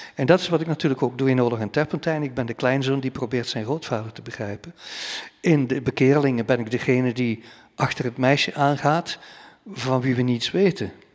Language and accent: Dutch; banks of the Scheldt, Flanders, Belgium; ik aan de Scheldeboorden zit waar ik ben opgegroeid